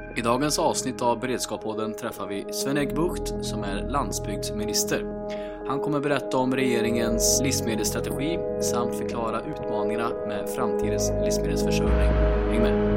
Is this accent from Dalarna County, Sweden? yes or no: no; Värmland, Sweden; som värmlänning